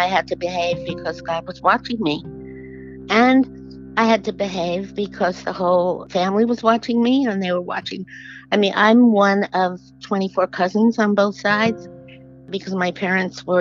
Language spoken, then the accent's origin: English; New York City, New York, United States; I was raised in Jamaica, Queens.